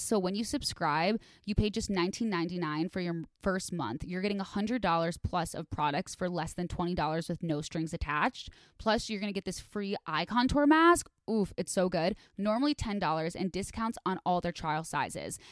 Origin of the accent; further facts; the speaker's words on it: Midwest, United States; I grew up in the Midwest